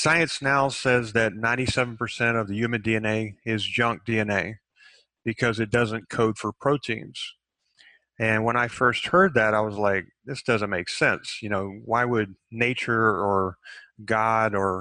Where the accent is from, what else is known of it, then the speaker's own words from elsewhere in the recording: Texas, United States; I grew up in Texas, and Texas is kind of an alpha state in itself.